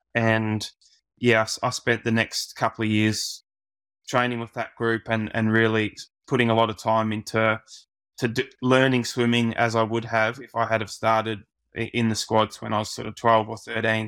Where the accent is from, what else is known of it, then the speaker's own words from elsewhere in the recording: Australia; as an Aussie